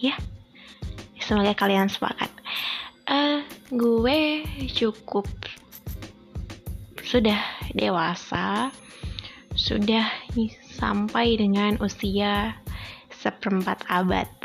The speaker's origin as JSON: {"language": "Indonesian", "region": "Lampung", "country": "Indonesia", "tie": "born or raised there", "moved": "as an adult", "said": "gue tinggal dan lahir besar itu di kota Lampung sampai dari gue lahir sampai gue kuliah itu gue di Lampung dan akhirnya setelah gue kuliah dan gue cari kerja ya gue terdampar di sini"}